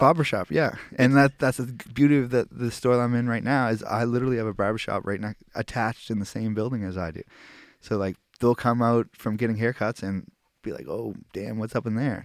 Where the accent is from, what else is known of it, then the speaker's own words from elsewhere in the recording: Halifax, Nova Scotia, Canada; I'm from Halifax